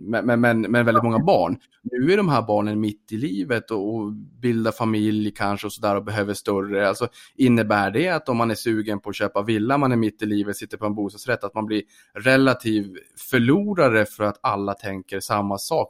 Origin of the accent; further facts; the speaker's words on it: Norrbotten County, Sweden; som norrbottning